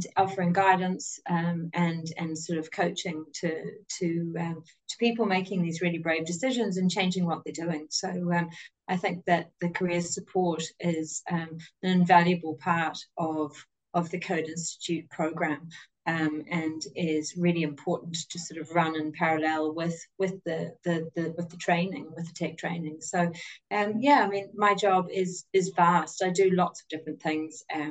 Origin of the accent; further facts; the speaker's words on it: New Zealand; moved away as an adult; also born or lived in Dublin, Ireland; now in Ireland; I'm obviously from New Zealand. You can tell by my accent there.